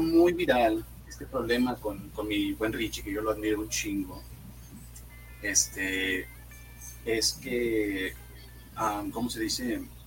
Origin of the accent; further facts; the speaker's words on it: Monterrey, Nuevo León, Mexico; soy comediante, soy de Monterrey